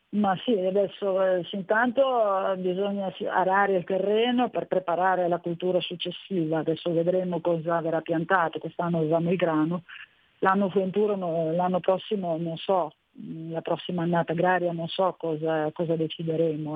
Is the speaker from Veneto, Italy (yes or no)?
no; Bologna / Modena, Emilia-Romagna, Italy; ho l'anima modenese, sono mezzo bolognese, mezzo modenese